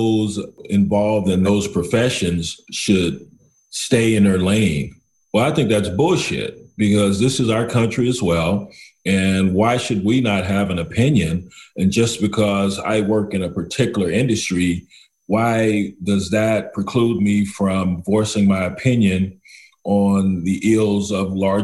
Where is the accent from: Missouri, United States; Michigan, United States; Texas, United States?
Texas, United States; Lubbock; moved away as an adult; also born or lived in Los Angeles, California; now in West Palm Beach, United States; I hail from the state of Texas, growing up in Lubbock, Texas.